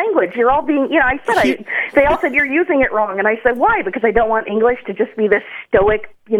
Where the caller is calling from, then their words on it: Phoenix, Arizona, United States; I'm calling from Phoenix, Arizona.